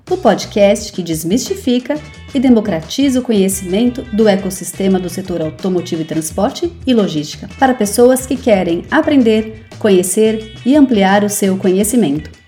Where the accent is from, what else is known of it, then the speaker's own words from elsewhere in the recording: Timbaúba, Pernambuco, Brazil; Sou do interior de Pernambuco, da cidade de Timbaúba costumo até brincar com meus amigos. Timbaúba é a maior cidade da zona da Mata Norte.